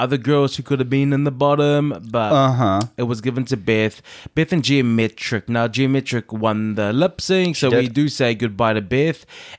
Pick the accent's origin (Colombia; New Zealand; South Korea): New Zealand; I grew up on Sailor Moon. I used to wake up every Saturday morning really early, because that's in New Zealand.